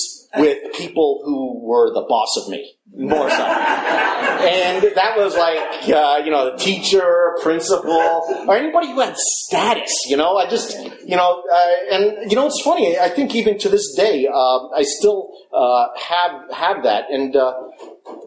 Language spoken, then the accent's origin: English; Long Island, New York, United States; moved away; so I was born in Long Island in 1965